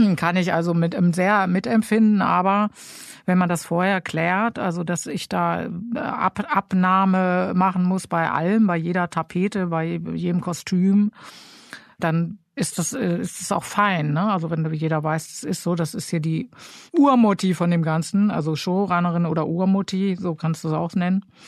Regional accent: Germany; als Deutsche

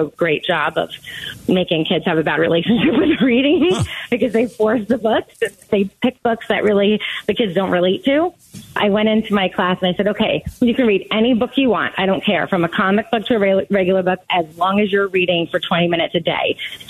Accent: New Jersey, United States; accent: Jersey; now in Arizona, United States; I'm from the East Coast originally

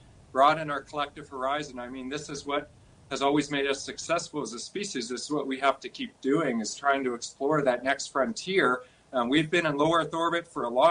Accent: Canada; I'm very proud of as a Canadian

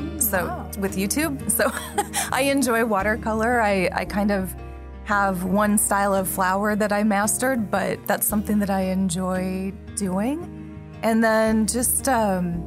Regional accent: the West, United States; moved away as an adult; now in Taipei, Taiwan; I grew up in the West

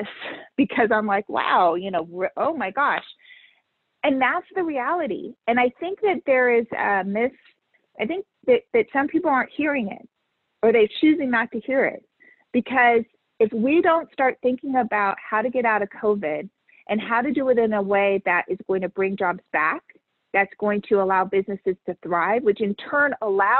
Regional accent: Southern California, United States; I grew up in Southern California.

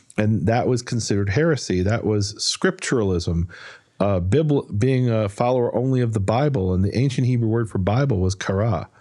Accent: Chicago, Illinois, United States; moved away as an adult; also born or lived in Israel; I was born and raised in Chicago, moved there when I was twenty.

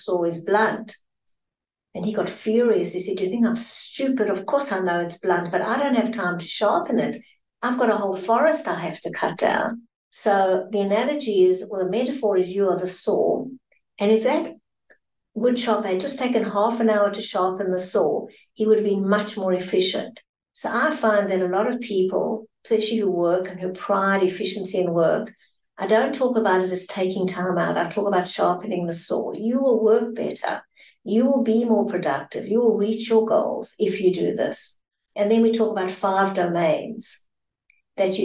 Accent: South Africa; I'm South African

